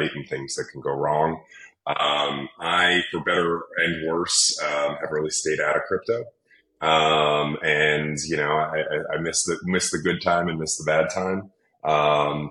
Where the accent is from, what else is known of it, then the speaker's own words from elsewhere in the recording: New York City, New York, United States; growing up in New York City around a lot of big buildings